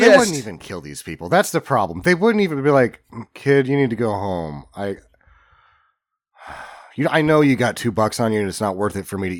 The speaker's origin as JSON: {"language": "English", "town": "Encinitas", "region": "California", "country": "United States", "said": "I'm from Encinita."}